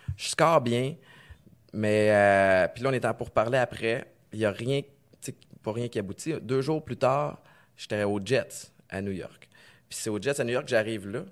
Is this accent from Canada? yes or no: yes; Canada; j'ai grandi au Canada